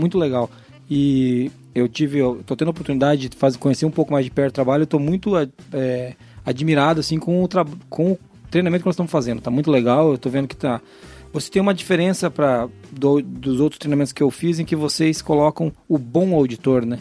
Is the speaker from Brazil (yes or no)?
yes; Paraná, Brazil; Eu sou paranaense